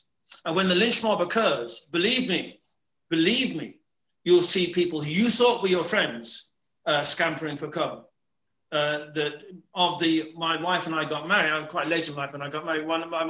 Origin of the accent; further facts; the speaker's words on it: Leicester, East Midlands, United Kingdom; also born or lived in Dublin, Ireland; now in Ireland; I am perceived as an Englishman. I was born in Leicester, but my family were Irish, but I went to University College Dublin. But my accent portrays me as not being authentically Irish.